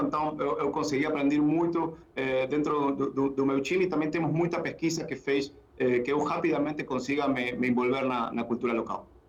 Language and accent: Portuguese; Argentina; accent: portunhol; Portuguese is a second language; moved away as an adult; also born or lived in England; now in Brazil; Eu sou eu sou da Argentina.